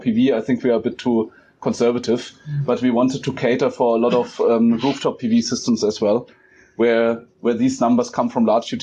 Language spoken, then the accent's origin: English; Germany; now in South Africa; from my home country in Germany